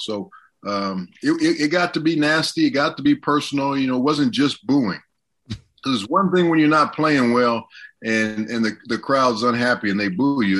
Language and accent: English; Southern California, United States; moved away as an adult; also born or lived in Washington; I'm from Southern California.